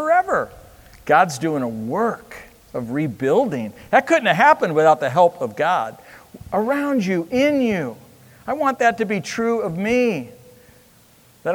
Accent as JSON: {"language": "English", "country": "United States", "said": "I'm American"}